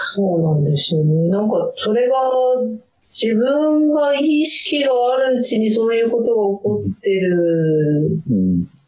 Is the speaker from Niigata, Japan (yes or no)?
yes; Chūetsu, Niigata, Japan; moved away; うちの田舎は中、えっと、新潟県で上中下越に分かれてて、はいで、中越って